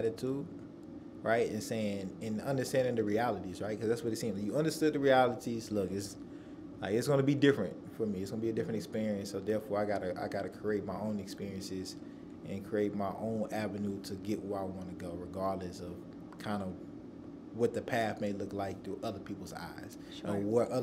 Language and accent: English; Nashville, Tennessee, United States; I was born and raised here in Nashville.